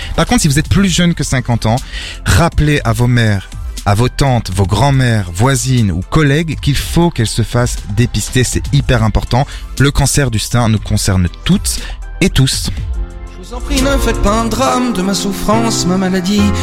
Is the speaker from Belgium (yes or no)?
yes; Belgium; also born or lived in Portugal; Je suis le seul, euh, belge et encore, euh, pas trop